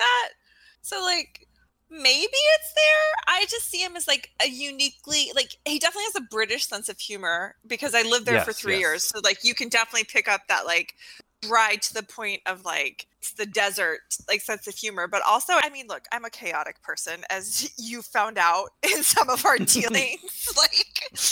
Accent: Alaska, United States; I'm from Alaska

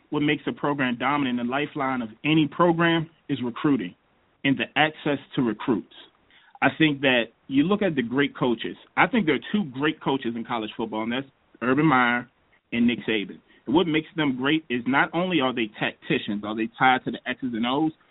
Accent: United Kingdom; now in Ohio, United States; the only, I guess we could say, Brit in, in the entire group.

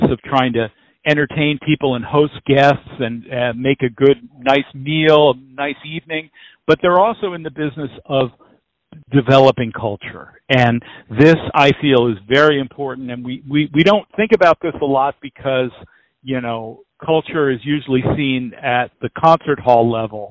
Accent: McLean, Virginia, United States; I grew up in McLean, Virginia, right outside of D.C.

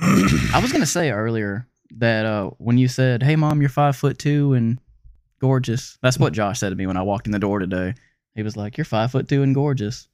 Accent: Pensacola, Florida, United States; moved away as an adult; also born or lived in Seattle; I'm from Florida, from Escambia County, Florida

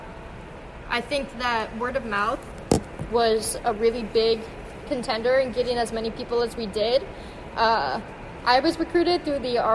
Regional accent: Columbus, Ohio, United States; moved away; where I'm from, girls don't play hockey. I'm from Ohio

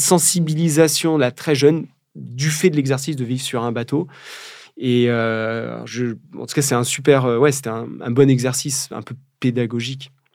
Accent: Charente, Nouvelle-Aquitaine, France; now in Brittany, France; je suis charentais d'origine. Je vis en Bretagne depuis quelques années, mais je suis charentais

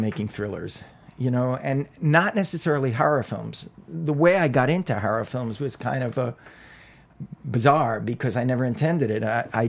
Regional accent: New York, United States; growing up in New York, I'm an only child

